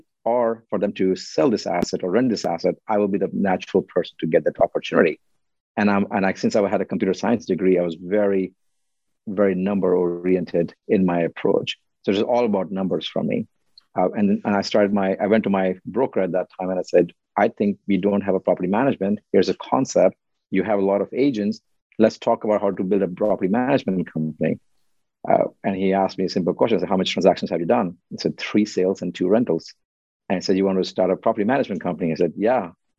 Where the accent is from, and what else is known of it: India; now in United States